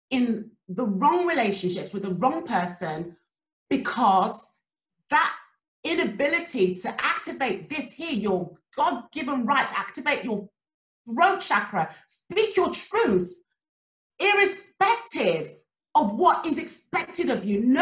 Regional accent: Nigeria; the culture that I come from, where we're Nigerian

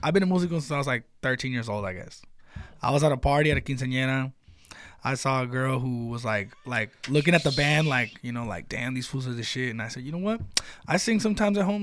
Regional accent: United States; me being American

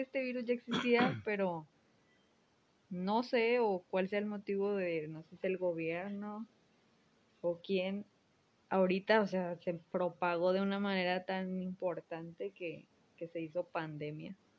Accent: Monterrey, Nuevo León, Mexico; soy regia

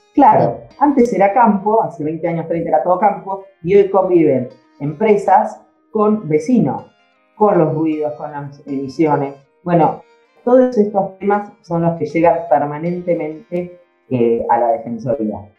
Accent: Tandil, Buenos Aires Province, Argentina; Yo nací eh, acá en Tandil, eh, después estudié en Buenos Aires abogacía

